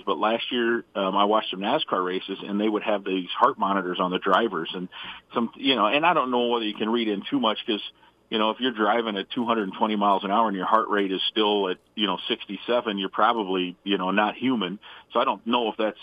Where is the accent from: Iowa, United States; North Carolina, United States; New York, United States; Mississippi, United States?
Iowa, United States; now in Minnesota, United States; I grew up in Iowa